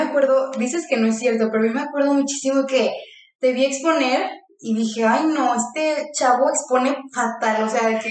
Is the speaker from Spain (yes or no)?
no; León, Guanajuato, Mexico; now in Guadalajara, Mexico; soy de León, Guanajuato